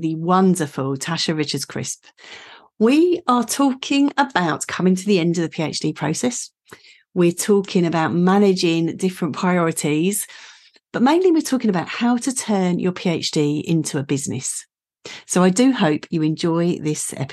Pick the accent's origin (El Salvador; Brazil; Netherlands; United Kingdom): United Kingdom; Essex, East of England; I'm an Essex girl